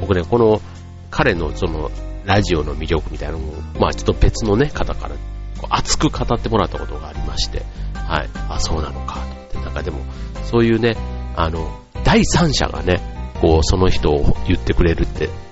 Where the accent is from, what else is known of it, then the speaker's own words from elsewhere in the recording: Yao, Osaka, Japan; 僕の出身のね、大阪の八尾市というところ